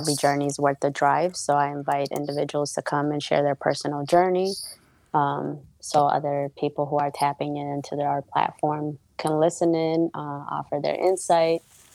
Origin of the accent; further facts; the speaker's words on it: Minnesota, United States; I am from Minnesota